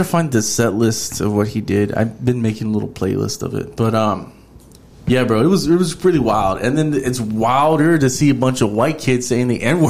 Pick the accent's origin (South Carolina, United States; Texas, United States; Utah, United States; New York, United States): Texas, United States; Houston; I'm from Houston.